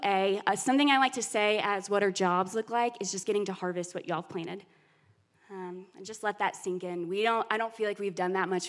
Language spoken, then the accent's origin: English; Alabama, United States; moved away as an adult; We just moved here. I'm from Alabama, he's from Texas, so the Bible Belt for sure.